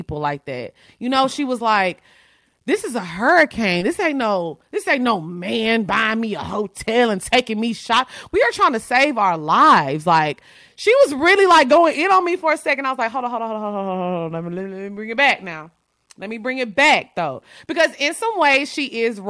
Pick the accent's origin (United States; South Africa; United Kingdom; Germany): United States; Orange, Texas; moved away; I'm from Orange. So my mom still lives in Orange.